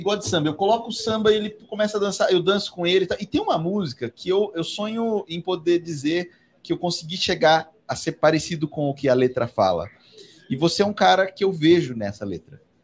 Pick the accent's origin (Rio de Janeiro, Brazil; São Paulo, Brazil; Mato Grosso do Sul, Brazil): São Paulo, Brazil; Assis; also born or lived in Carapicuíba; eu tive a sorte de crescer num balcão, né? Eu, como eu disse aqui, o meu berço era saco de feijão e de arroz na merceariazinha da minha mãe, no interior de São Paulo, lá em Assis. Sou de Carapicuíba